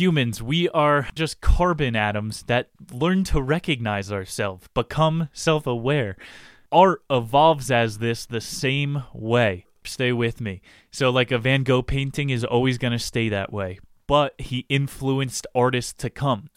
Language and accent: English; New Jersey, United States; I'm from North Jersey